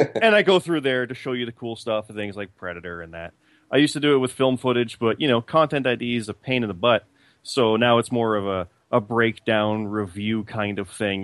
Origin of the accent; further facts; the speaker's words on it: Canada; I'm also Canadian